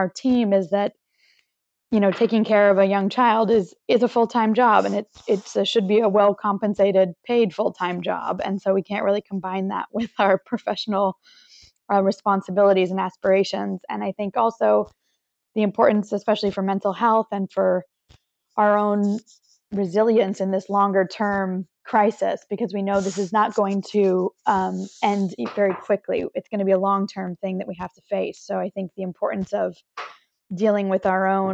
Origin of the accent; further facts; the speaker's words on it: Santa Cruz, California, United States; now in Paris, France; I am from Santa Cruz, California in the United